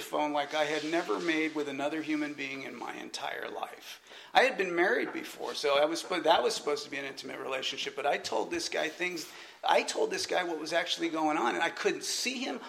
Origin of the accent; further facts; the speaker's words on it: California, United States; moved away as an adult; also born or lived in Atlanta, Georgia; I was originally from California